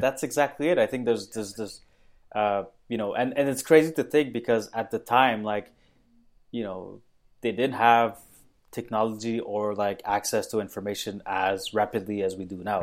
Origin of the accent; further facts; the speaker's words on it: Mauritius; I was born in Mauritius, which is a tiny island off the east coast of Africa